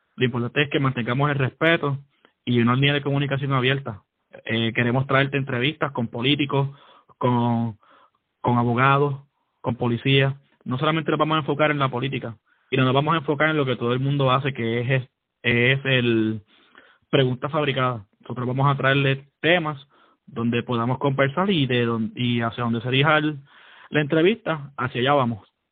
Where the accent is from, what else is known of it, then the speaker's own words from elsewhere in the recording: San Juan, Puerto Rico; also born or lived in Fajardo, Puerto Rico; soy nacido en Fajardo crecí en San Juan